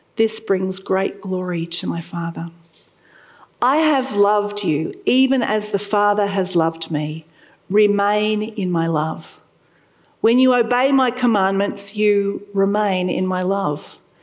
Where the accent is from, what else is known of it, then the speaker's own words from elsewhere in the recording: Sydney, New South Wales, Australia; moved away as an adult; now in Toowoomba, Australia; I lived there for 16 years, and I was born in the Sutherland Shire